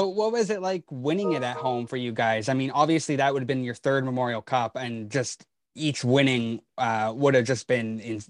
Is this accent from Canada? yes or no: yes; Kamloops, British Columbia, Canada; I'm from Kamloops.